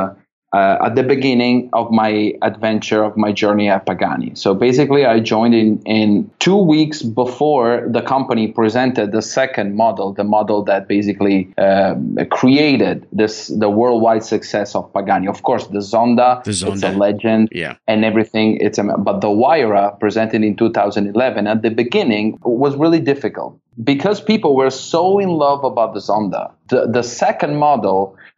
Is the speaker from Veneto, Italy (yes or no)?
yes; Verona, Veneto, Italy; company where I was born in Verona, in north of Italy